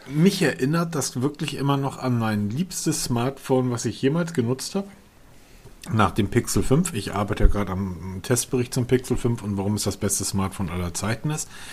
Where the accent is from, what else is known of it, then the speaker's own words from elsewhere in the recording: Hamburg, Germany; ich bin ja Norddeutscher, Hamburger